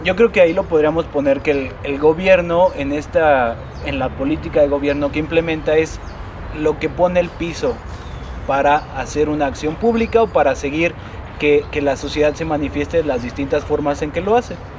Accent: Mexico; como mexicanos

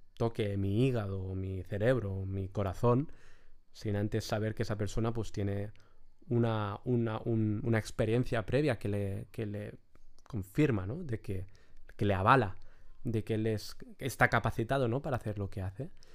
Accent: Lloret de Mar, Catalonia, Spain; mi pueblo, de Lloret de Mar

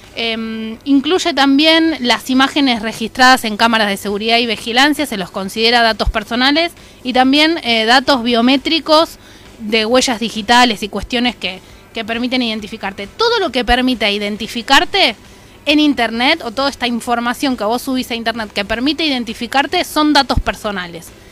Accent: Argentina

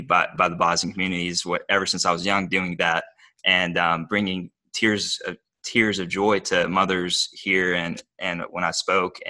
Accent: Bowling Green, Kentucky, United States; accent: Kentucky; English is a second language; I grew up in Bowling Green, Kentucky. I was born and raised here.

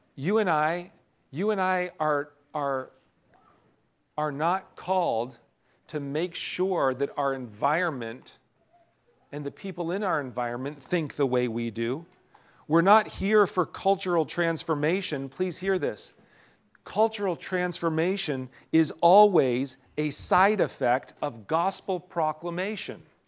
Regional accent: United States; as American citizens

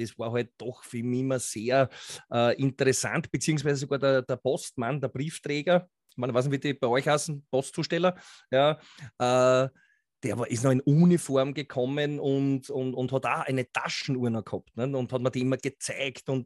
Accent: Austria; Äh, ich komme aus Österreich, ist ja, wie du sagst, nicht zu überhören.

